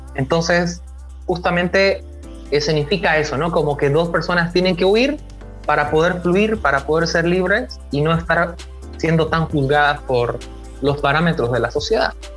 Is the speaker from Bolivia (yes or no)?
yes; Bolivia; en mi país, aquí en Bolivia